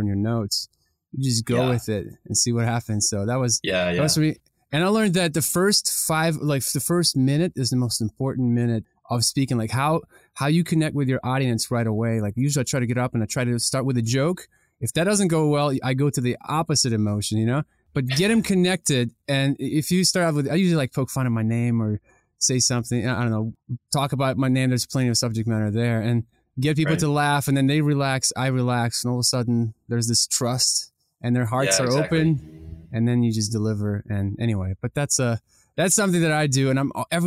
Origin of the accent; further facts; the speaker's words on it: Ukraine; moved away; I grew up in Ukraine